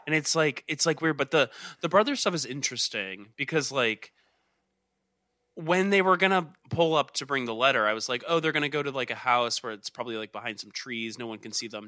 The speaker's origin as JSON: {"language": "English", "region": "Georgia", "country": "United States", "said": "I'm from Georgia."}